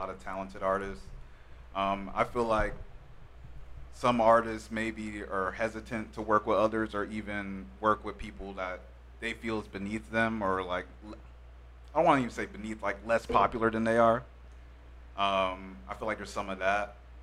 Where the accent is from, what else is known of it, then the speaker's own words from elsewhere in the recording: Anaheim, California, United States; I'm from Anaheim